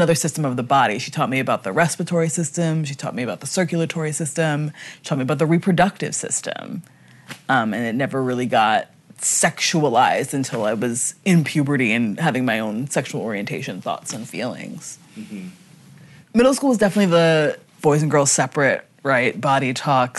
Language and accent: English; Wilmington, Delaware, United States; I grew up in Wilmington, Delaware.